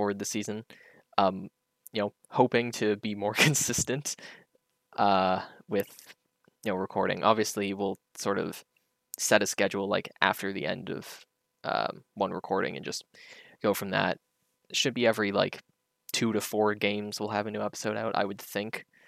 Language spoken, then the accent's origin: English; Canada; I'm Canadian